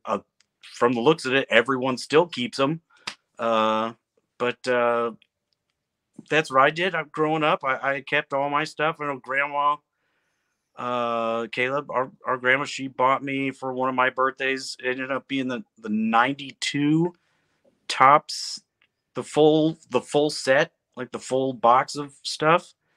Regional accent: Midwest, United States; growing up in the Midwest, I, everyone around here plays baseball

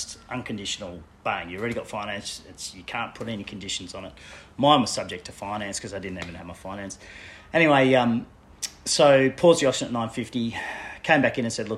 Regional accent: Brisbane, Queensland, Australia; also born or lived in Papua New Guinea / Netherlands / Tasmania; Did most of my growing up in a suburb called Corinda in Brisbane

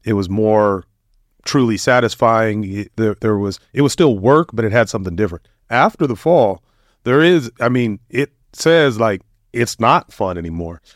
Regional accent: United States; growing up in the United States

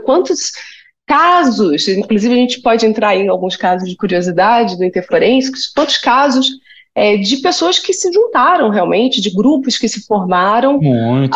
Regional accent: Rio de Janeiro, Brazil; moved away; eu sou carioca

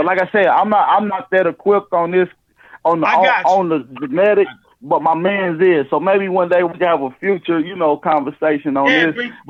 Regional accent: the South, United States; I'm from the South, so I don't know where you brothers from

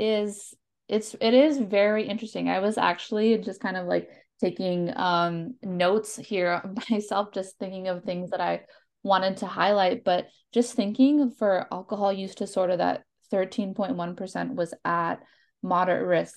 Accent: Minnesota, United States; moved away as an adult; also born or lived in North Carolina; I'm from Minnesota. I moved to North Carolina

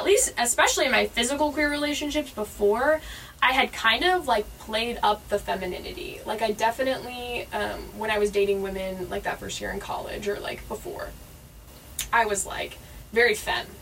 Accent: Southern California, United States; I grew up in Southern California

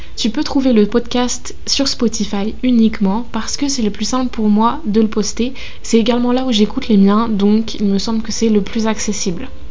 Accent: Normandy, France; moved away as an adult; now in Lyon, France; je suis normande d'origine qui est à Lyon pour ses études

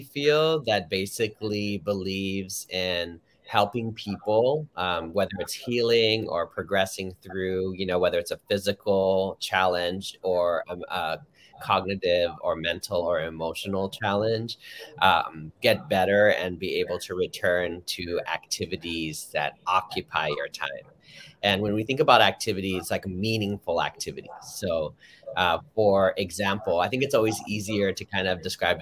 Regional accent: Los Angeles, California, United States; I grew up in Harbor City, like right next to the 110

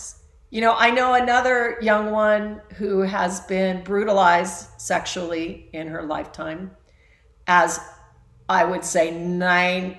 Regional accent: Alaska, United States; I was raised in Alaska

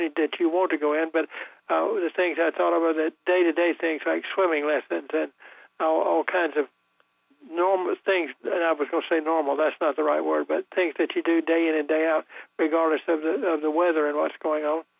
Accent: Goldsboro, North Carolina, United States; when I was a kid, the community building in my hometown of Goldsboro

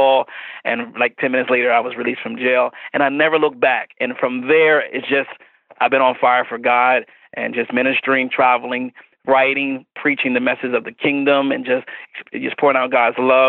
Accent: Wilmington, Delaware, United States; I am from Wilmington, Delaware. I'm located outside the Philadelphia region

